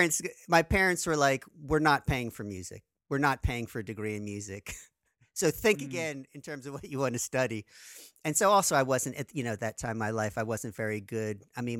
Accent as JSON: {"language": "English", "town": "Trenton", "region": "New Jersey", "country": "United States", "tie": "born or raised there", "said": "growing up in Trenton, New Jersey, you know, it's sort of an urban, you know, semi-suburban, urban environment."}